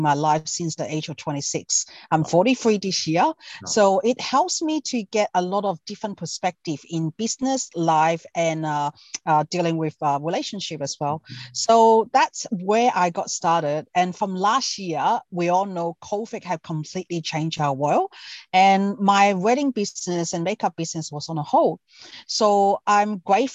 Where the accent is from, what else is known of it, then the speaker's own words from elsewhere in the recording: Hong Kong; now in Australia; I'm from Hong Kong myself. Been in Australia for over 30 years.